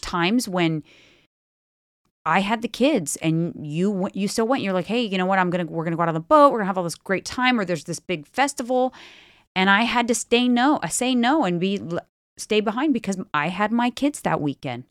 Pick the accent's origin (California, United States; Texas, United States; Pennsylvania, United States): California, United States; Bay Area; we're from the Bay Area